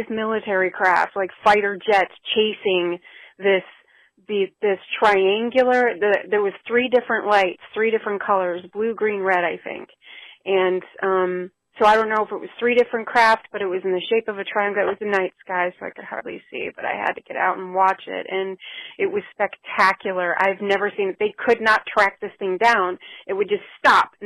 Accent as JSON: {"language": "English", "town": "Chicago", "region": "Illinois", "country": "United States", "tie": "born or raised there", "moved": "yes", "said": "It's been so long since I lived in Chicago. That's where I grew up. So I'm from the Chicago area"}